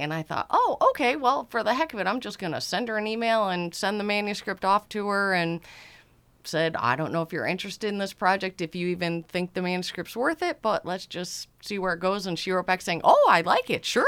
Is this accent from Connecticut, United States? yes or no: yes; Easton, Connecticut, United States; now in West Cape May, United States; I grew up in Easton, Connecticut, roaming the woods